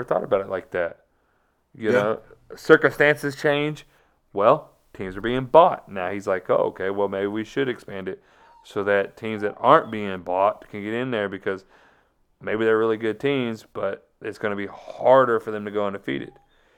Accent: Florida, United States; I'm from Florida. I'm from Florida. You start asking me Florida cities, I'm pretty good at it. I didn't grow up in Georgia.

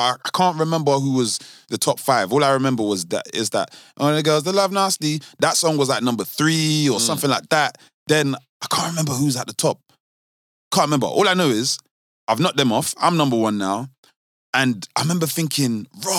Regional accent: London, United Kingdom; We're from South London.

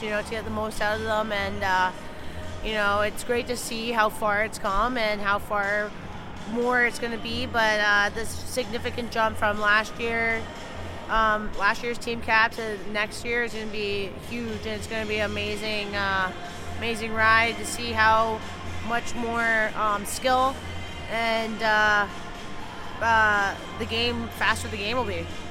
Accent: Toronto, Ontario, Canada; I grew up in Toronto

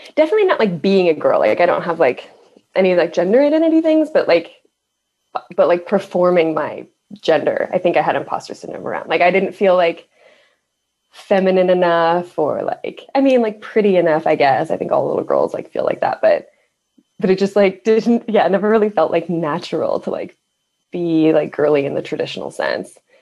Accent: Midwest, United States; I grew up in the Midwest

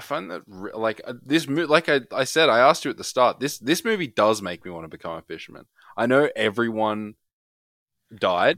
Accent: Australia; As an Australian

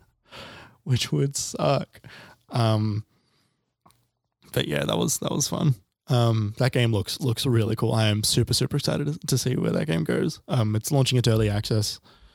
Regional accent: Australia; we're both Australian

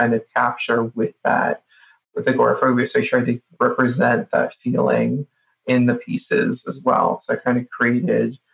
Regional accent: Boca Raton, Florida, United States; I grew up in Boca Raton

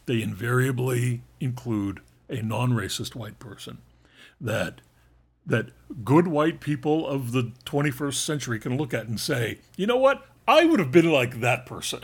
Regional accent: Northeast of the United States, United States; I was raised in the Northeast of the Uni, of the United States

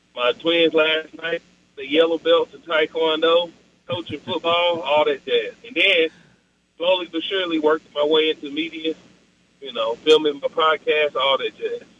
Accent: Oklahoma City, Oklahoma, United States; I'm from the South Side of Oklahoma City. I'm from the 405

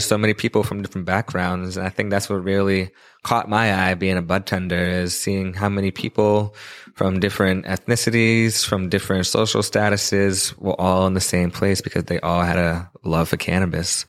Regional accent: Quincy, Massachusetts, United States; here in my hometown of Quincy

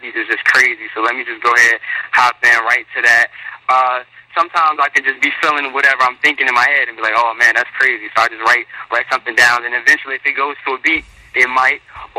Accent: North Carolina, United States; also born or lived in Newark, New Jersey; I was born in Newark, was raised in North Carolina

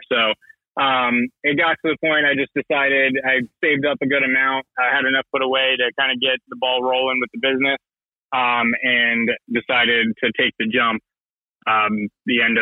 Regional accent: Venice, Florida, United States; now in Lutz, United States; it's funny where I grew up in Venice, Florida.

